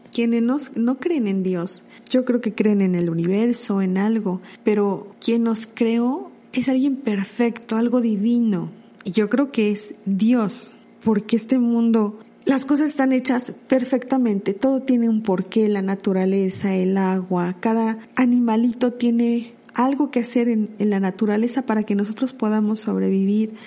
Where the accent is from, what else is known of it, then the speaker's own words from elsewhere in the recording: Puebla, Mexico; de mi México, de Puebla, porque yo soy de Puebla